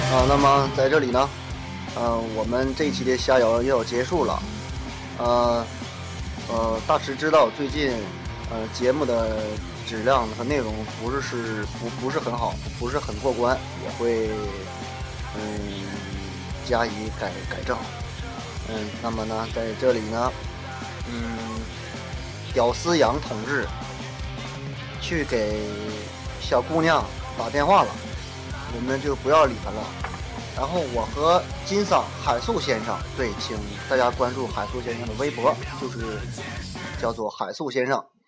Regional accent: Hulunbuir, Inner Mongolia, China; 我们家乡的骄傲，内蒙的骄傲，呼，呼伦贝尔的骄傲

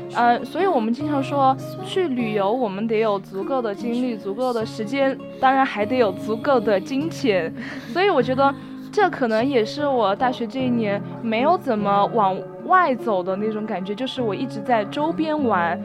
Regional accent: Chengdu, Sichuan, China; 我从小在成都长大

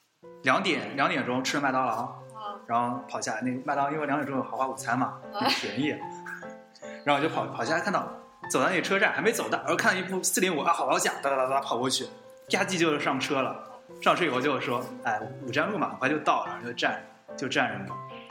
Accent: southern China, China; 其实我是南方人

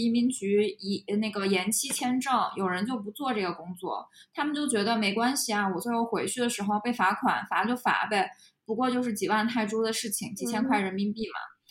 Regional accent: China; 我们不能否认说，如果我说我们中国人没有问题，我觉得这句话可能也有点儿，嗯，有点过。

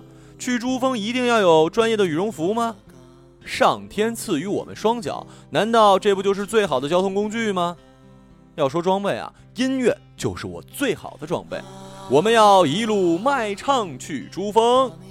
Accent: Shandong, China; 这家伙怎么和我一胶东老乡的大老爷们一个德行？喝完酒就爱拍人。呃，但我老家的人不拍人后背，只拍大腿。

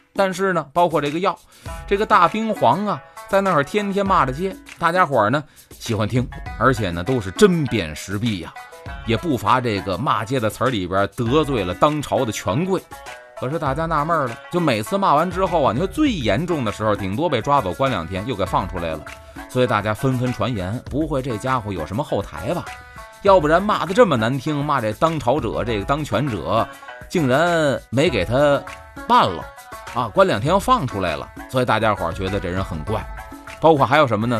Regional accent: Beijing, China; 我小时候在北京

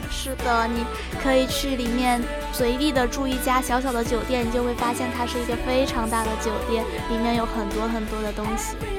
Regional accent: China; 我们大陆这边

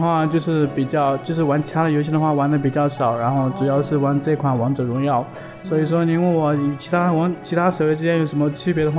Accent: Hengyang, Hunan, China; moved away as an adult; also born or lived in Guangzhou; now in Shenzhen, China; 我是来自于衡山脚衡山脚下的一个，就是咱们开国元帅罗罗罗元衡的一个

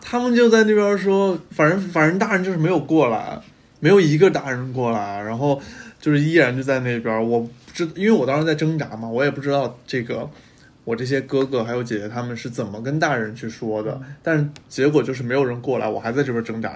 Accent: Hubei, China; moved away as an adult; also born or lived in Chengdu; now in Beijing, China; 我们湖北那边儿是 湖北是个千湖之省嘛

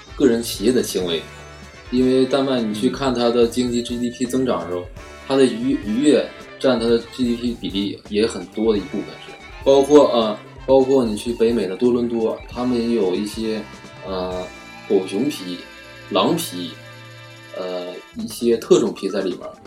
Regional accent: Heilongjiang, China; now in Haining, China; 我老家是黑龙江的

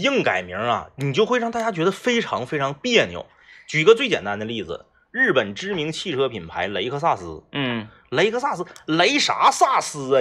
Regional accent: Jilin, China; 你像那我老家那王八石

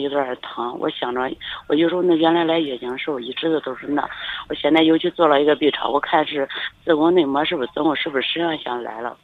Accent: Luoyang, Henan, China; 包括我是洛阳的嘛

